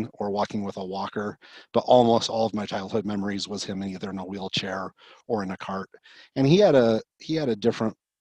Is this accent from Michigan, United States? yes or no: no; Murray, Utah, United States; So I grew up in Murray, Utah, graduated from Murray High School